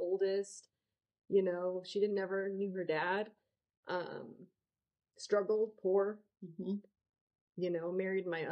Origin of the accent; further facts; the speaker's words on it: Arizona, United States; I grew up in Arizona